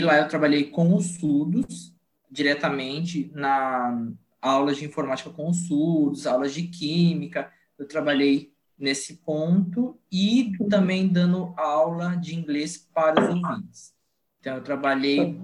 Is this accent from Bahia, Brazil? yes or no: no; Araçatuba, São Paulo, Brazil; eu sou da cidade de Araçatuba